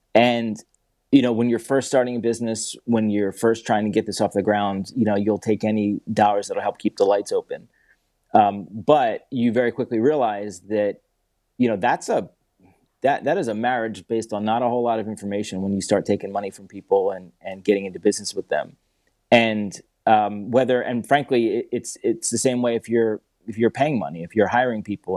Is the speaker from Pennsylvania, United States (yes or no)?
yes; Philadelphia, Pennsylvania, United States; also born or lived in Atlanta; I grew up in Philadelphia.